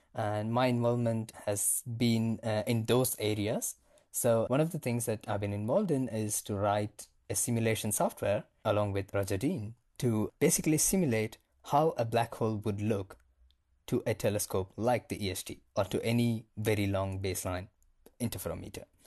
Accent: India; moved away as an adult; also born or lived in Cape Town, South Africa; now in Johannesburg, South Africa; I am originally from India.

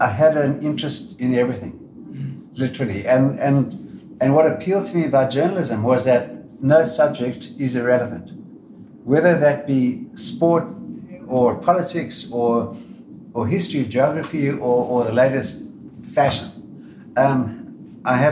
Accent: Zimbabwe; now in Australia; I was born in Rhodesia

